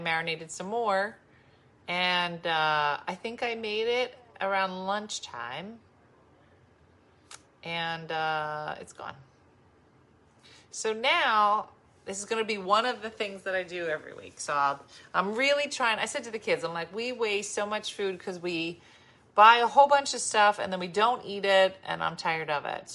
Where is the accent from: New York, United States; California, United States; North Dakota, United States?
New York, United States; Binghamton; It's made in my hometown of Binghamton, New York